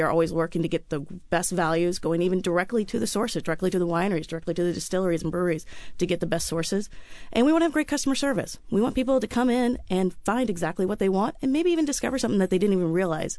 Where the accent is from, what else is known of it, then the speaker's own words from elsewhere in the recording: St. Louis, Missouri, United States; now in Seattle, United States; I grew up in St. Louis, Missouri, where my grandfather owned several restaurants.